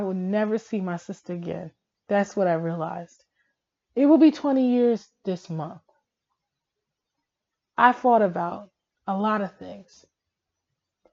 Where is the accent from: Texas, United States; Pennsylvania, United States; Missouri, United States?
Pennsylvania, United States; Philadelphia; I grew up in Philadelphia all my life